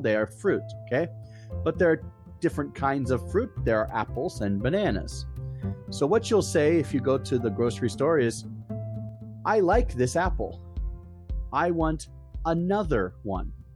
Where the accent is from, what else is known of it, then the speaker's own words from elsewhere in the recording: Hershey, Pennsylvania, United States; I'm from Hershey, Pennsylvania, USA